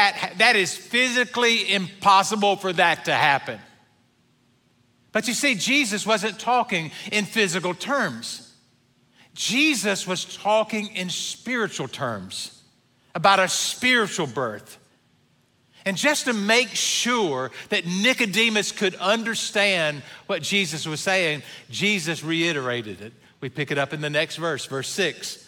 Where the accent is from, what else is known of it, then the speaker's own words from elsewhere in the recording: the Old South, United States; Now, I grew up in the Old South